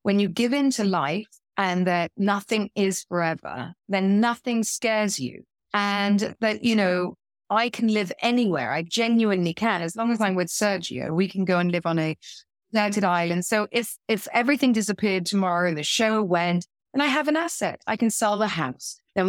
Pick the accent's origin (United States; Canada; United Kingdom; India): United Kingdom; South West England; I grew up in Dorset. Yeah. In the middle of nowhere.